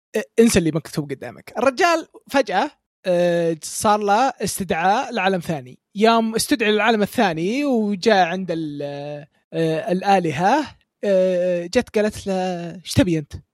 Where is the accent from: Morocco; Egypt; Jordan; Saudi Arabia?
Saudi Arabia; عندنا في السعوديه